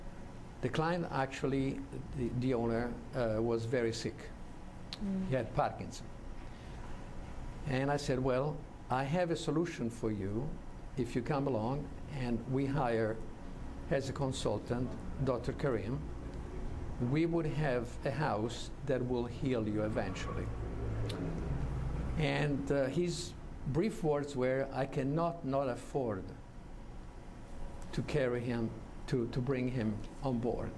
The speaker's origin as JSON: {"language": "English", "town": "Florence", "region": "Tuscany", "country": "Italy", "tie": "born or raised there", "said": "I'm an architect from Florence from 44 years now"}